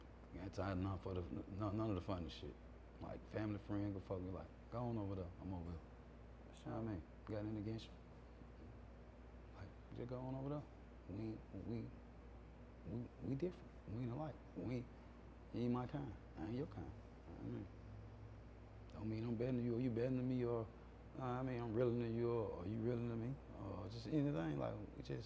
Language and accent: English; Atlanta, Georgia, United States; I'm born 80 Butler Street.